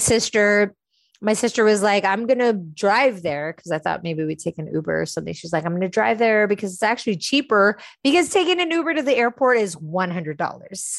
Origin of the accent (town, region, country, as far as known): San Francisco, California, United States; born or raised there; moved away